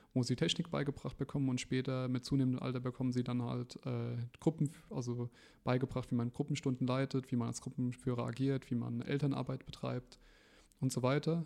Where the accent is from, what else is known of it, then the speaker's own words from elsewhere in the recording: Ramstein-Miesenbach, Rhineland-Palatinate, Germany; bin hier gebürtiger Rammsteiner